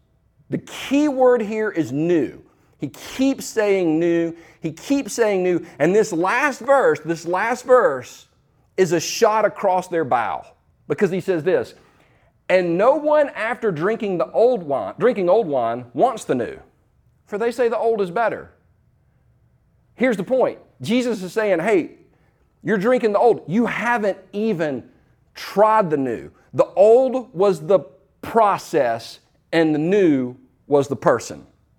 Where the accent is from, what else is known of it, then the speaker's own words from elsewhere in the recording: Easley, South Carolina, United States; also born or lived in Los Angeles; I was born in Los Angeles, but I moved back to Easley, South Carolina when I was 4 years old. So in the South, in the mid-70s